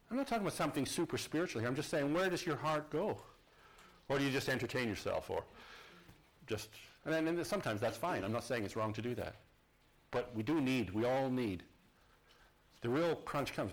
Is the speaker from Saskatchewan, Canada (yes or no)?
yes; Saskatoon, Saskatchewan, Canada; Saskatoon, where I, my hometown, our home city